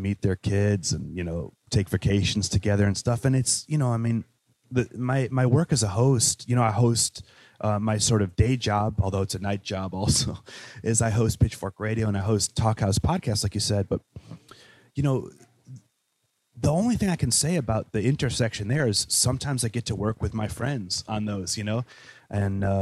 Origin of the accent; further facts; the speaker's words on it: Chicago, Illinois, United States; accent: Chicago; also born or lived in Wales; I was born in Wales and my mother was Welsh and I'm a Welsh citizen, but I definitely grew up in Chicago. You can hear when I talk, you know, I sound like a Chicago guy.